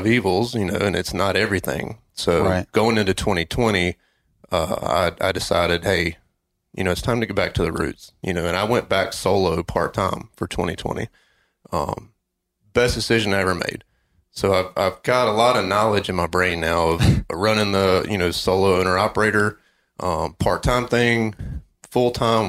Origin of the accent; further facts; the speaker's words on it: North Carolina, United States; also born or lived in Boone, North Carolina; I was actually back in my hometown. I was a student at Appalachian State in Boone in the mountains of North Carolina, and I had moved back home to do an internship with a local police department